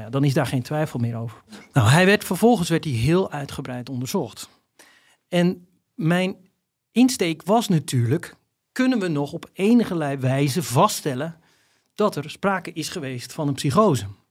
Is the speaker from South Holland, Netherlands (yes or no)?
no; Volendam, North Holland, Netherlands; Omdat ik zelf ook uit Volendam kom